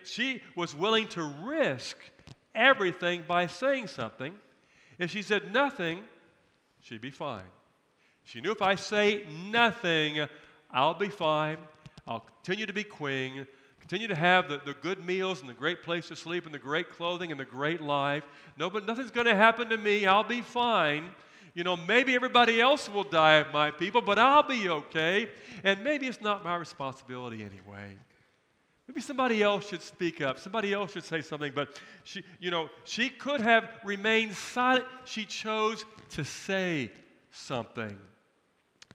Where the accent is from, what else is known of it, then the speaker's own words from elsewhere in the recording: United States; I am a person of privilege and position as an American.